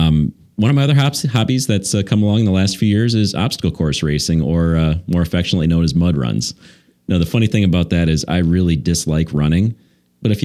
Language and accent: English; just south of Detroit, Michigan, United States; moved away as an adult; now in Brookfield, United States; I grew up just south of Detroit